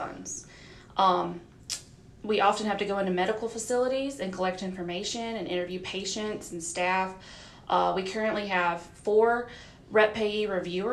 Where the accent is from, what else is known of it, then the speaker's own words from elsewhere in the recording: Forest, Mississippi, United States; moved away as an adult; also born or lived in Louisville, Kentucky; now in Mississippi, United States; Born and raised in Forest, Mississippi